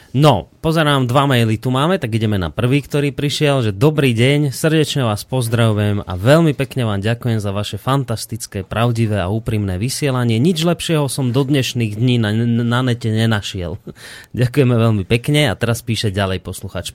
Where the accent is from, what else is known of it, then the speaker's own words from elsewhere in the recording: Poltár, Banská Bystrica Region, Slovakia; ja nedaleko pochádzam z Poltára